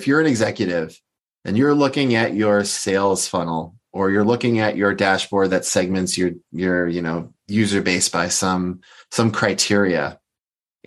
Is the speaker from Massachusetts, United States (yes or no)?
yes; Boston, Massachusetts, United States; moved away as an adult; also born or lived in California; I'm originally from the Boston area and I'm back there now